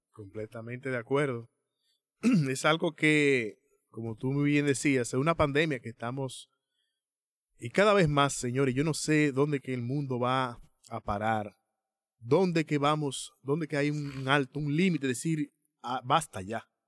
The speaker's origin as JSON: {"language": "Spanish", "country": "Dominican Republic", "said": "nosotros como dominicanos"}